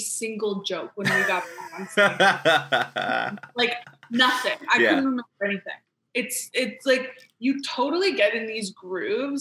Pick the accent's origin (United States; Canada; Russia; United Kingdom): Canada; Montreal, Quebec; moved away as an adult; now in Toronto, Canada; I grew up in Montreal.